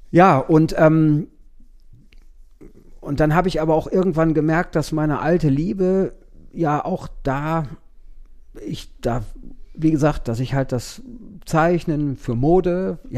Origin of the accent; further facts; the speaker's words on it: East Los Angeles, California, United States; ich komme nicht aus Wien. Ich komme aus East Los Angeles.